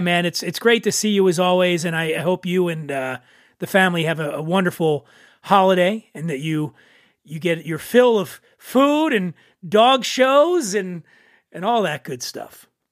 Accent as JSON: {"language": "English", "town": "Philadelphia", "region": "Pennsylvania", "country": "United States", "tie": "born or raised there", "moved": "as an adult", "lives_now": "Southern California, United States", "said": "I grew up in Philly"}